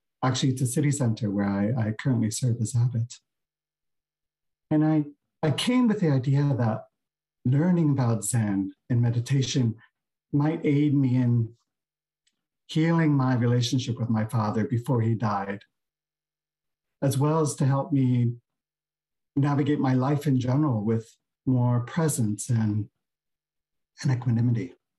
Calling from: San Francisco, California, United States; And I'm zooming in from Beginner's Mind Temple here in San Francisco.

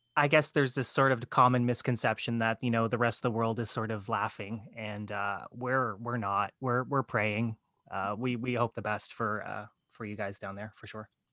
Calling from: Windsor, Ontario, Canada; I'm calling, uh, from Windsor, Ontario, Canada

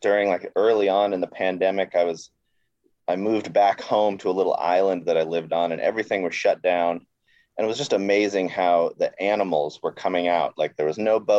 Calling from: Seattle, Washington, United States; I'm calling from Seattle, Washington

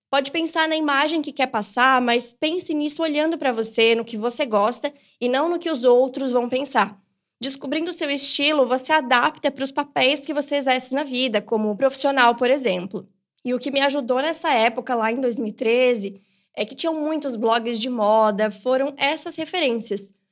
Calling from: São Paulo, Brazil; sou de São Paulo

